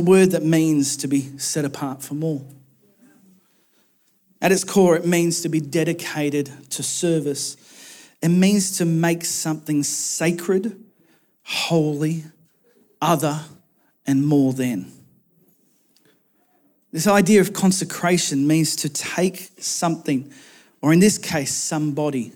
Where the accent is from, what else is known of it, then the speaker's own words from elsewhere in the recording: Australia; moved away as an adult; my hometown. I did a flying trip, thankful for Optus, that took me over to the other side of Australia